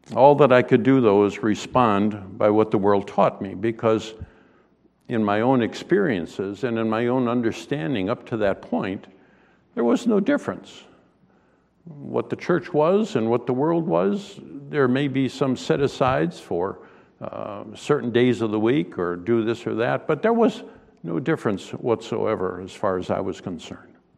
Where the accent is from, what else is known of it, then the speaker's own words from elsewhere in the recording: Western New York, United States; moved away; I grew up in Western New York